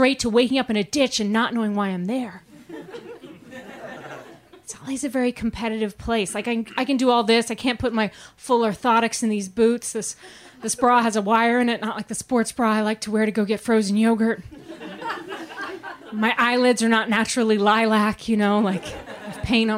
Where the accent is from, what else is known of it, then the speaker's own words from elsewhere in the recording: Maine, United States; now in Los Angeles, United States; I grew up in Maine, and Mainers aren't like a very vain people